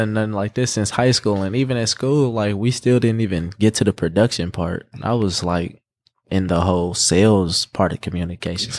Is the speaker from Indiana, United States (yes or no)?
yes; Indianapolis, Indiana, United States; also born or lived in Gary, Indiana / St. Louis; I'm pretty much raised here, been here since I was, like, four